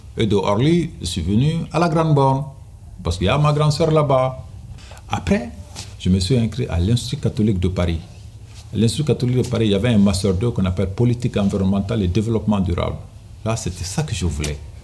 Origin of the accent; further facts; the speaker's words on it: Kayes Region, Mali; now in Grigny, France; je viens du, Mali, notamment dans la région de Kaï. J'étais à l'école d'abord, obligé. Et puis euh, pendant les vacances, euh, je faisais le berger